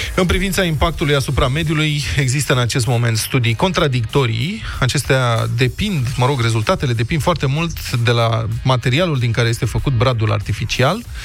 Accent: Bucharest, Romania; suntem bucureșteni aici

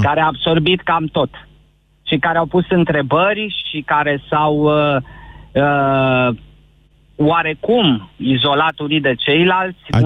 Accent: Transylvania, Romania; sunt ardelean neauși

